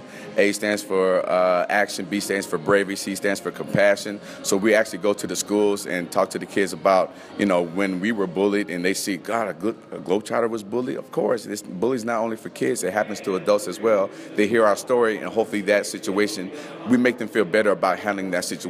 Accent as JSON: {"language": "English", "town": "Las Vegas", "region": "Nevada", "country": "United States", "tie": "born or raised there", "also_born_or_lived": "Missoula, Montana", "moved": "as an adult", "said": "born and raised in Las Vegas"}